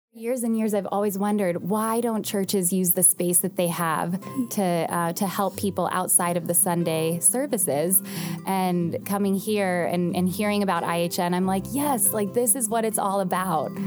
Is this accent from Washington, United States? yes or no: no; Youngstown, Ohio, United States; now in Cincinnati, United States; I'm from the Youngstown area originally